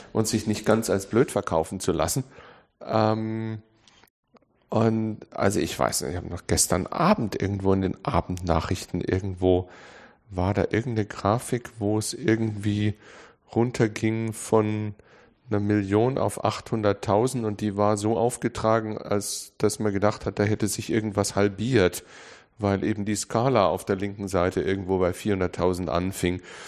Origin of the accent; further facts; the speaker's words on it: Munich, Bavaria, Germany; ich bin in München geboren